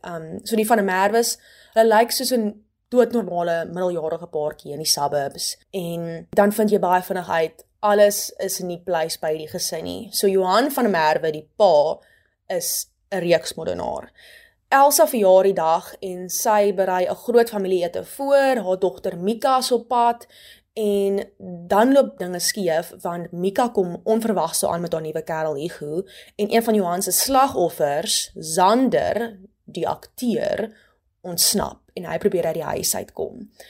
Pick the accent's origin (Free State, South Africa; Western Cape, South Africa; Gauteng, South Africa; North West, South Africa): Western Cape, South Africa; Hopefield, West Coast; also born or lived in Stellenbosch; Ek kom van Hopeville Taal, 'n klein dorp in die Weskus.